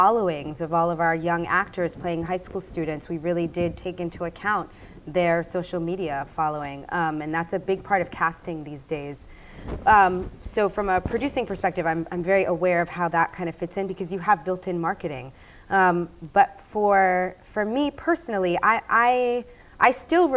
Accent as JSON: {"language": "English", "country": "United States", "said": "I'm an American"}